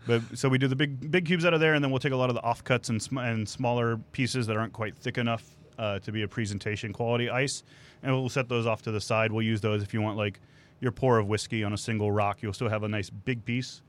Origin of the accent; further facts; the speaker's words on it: Santa Fe, Texas, United States; in my hometown of Santa Fe